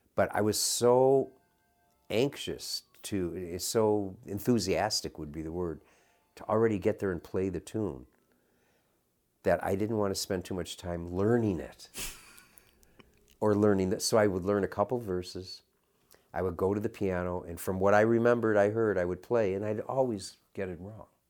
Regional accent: Chicago, Illinois, United States; also born or lived in San Francisco; when I was growing up in Chicago

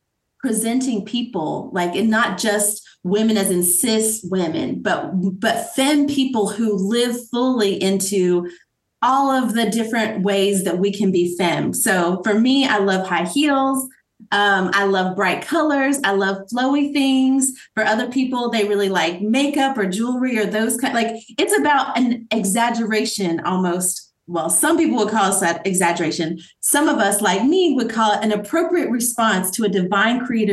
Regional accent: Asheville, North Carolina, United States; We lived in Asheville, right outside of Asheville, North Carolina, growing up

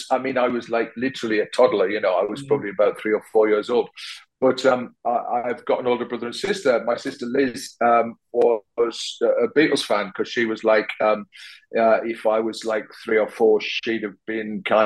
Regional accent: Sunderland, North East England, United Kingdom; now in London, United Kingdom; hopefully sound like I'm from Sunderland, except when I go back there and people say, "Where you're from, like?" because you know, my accent, I've lived in London for a long time now, and my accent has kind of, I suppose, changed and moderated over the years

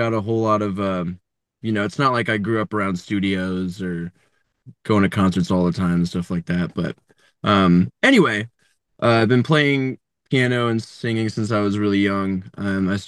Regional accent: Columbus, Ohio, United States; now in Nashville, United States; I grew up in Columbus, Ohio.

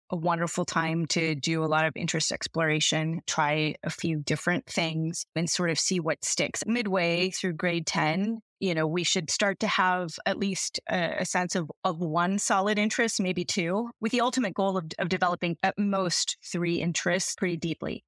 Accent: outside of Los Angeles, California, United States; also born or lived in Massachusetts; I'm a California native. I grew up outside of Los Angeles

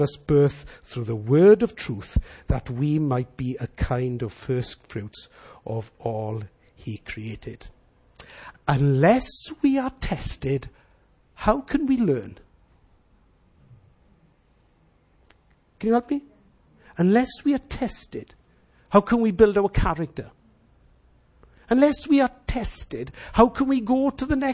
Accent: Wales, United Kingdom; as Welsh people

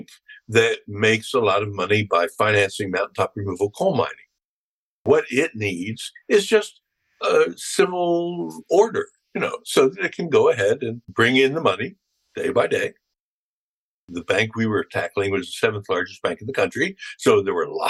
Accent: Philadelphia, Pennsylvania, United States; I'm from Philadelphia

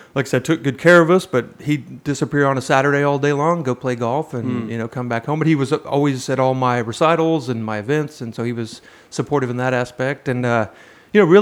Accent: Midwest, United States; I'm a white guy from the Midwest

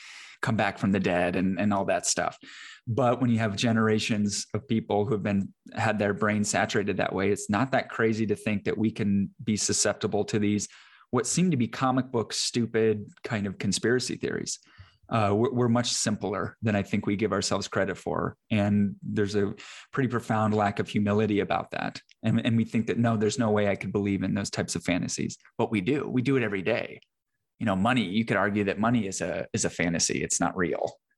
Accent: Iowa, United States; moved away as an adult; now in Texas, United States; I'm from Iowa originally

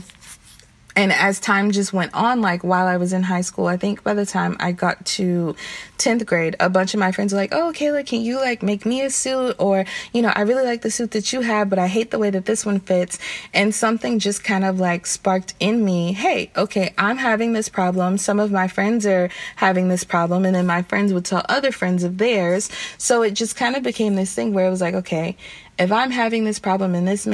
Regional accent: the South, United States; I'm from the South

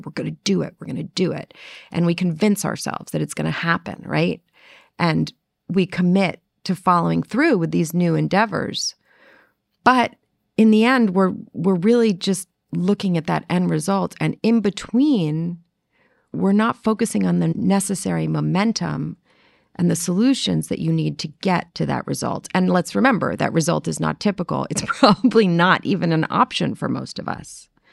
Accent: New York City, New York, United States; moved away; growing up in New York City, we had a lot of mice

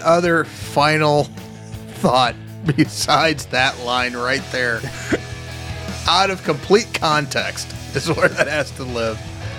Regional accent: Wisconsin, United States; We're from Wisconsin.

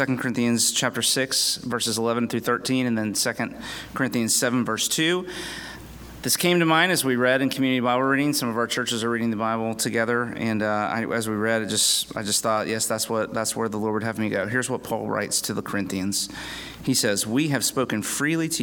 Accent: Winter Haven, Florida, United States; I pastor Redeemer PCA Church in Winter Haven, Florida.

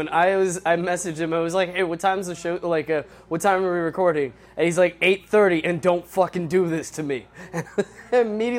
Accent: Washington, District of Columbia, United States; I've been doing comedy for like 3 years around the D.C. area. Grew up product of D.C.

